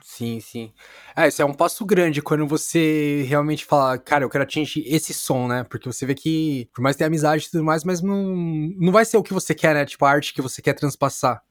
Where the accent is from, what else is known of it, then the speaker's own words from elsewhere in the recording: São Paulo, Brazil; eu sou da Vila Matilde